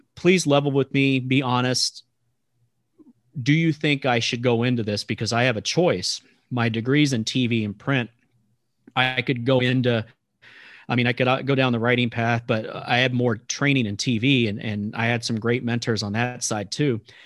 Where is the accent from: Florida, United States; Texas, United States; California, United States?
Texas, United States; moved away as an adult; now in Kansas, United States; I'm from Texas.